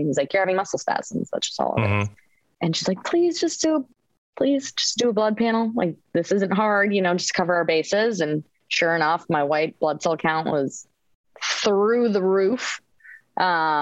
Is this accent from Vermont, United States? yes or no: no; Spicer, Minnesota, United States; moved away as an adult; also born or lived in Orlando, Florida; born and raised in Spicer, Minnesota